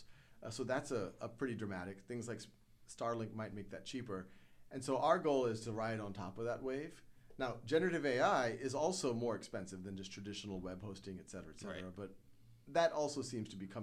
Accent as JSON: {"language": "English", "town": "New Orleans", "region": "Louisiana", "country": "United States", "tie": "born or raised there", "said": "I grew up in New Orleans."}